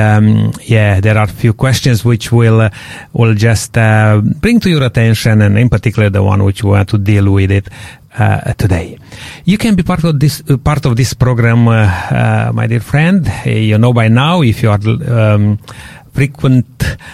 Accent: Romania; moved away; Romanians, they speak a Latin language

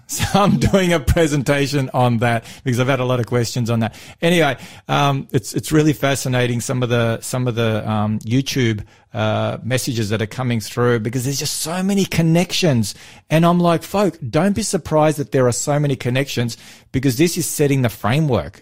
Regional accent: Australia; I'm from Australia

